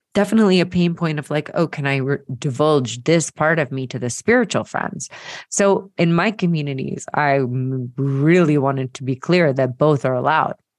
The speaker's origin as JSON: {"language": "English", "town": "Marietta", "region": "Georgia", "country": "United States", "tie": "born or raised there", "said": "growing up in Marietta, Georgia, and going to the Presbyterian Church"}